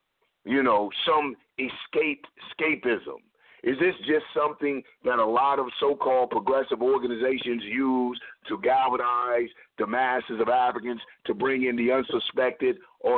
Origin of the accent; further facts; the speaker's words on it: Cleveland, Ohio, United States; I'm coming from Cleveland, and I used to make trips to, coming from the Midwest, I used to make trips to Michigan